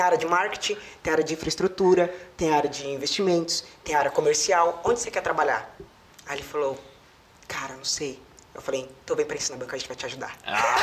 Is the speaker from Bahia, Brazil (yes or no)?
yes; Jequié, Bahia, Brazil; now in São Paulo, Brazil; vim lá de Jequié, da Bahia, da cidade pequena